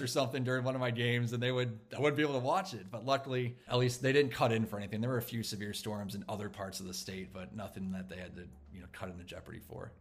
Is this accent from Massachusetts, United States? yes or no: no; Champaign, Illinois, United States; now in Minneapolis, United States; my hometown in Champaign, Illinois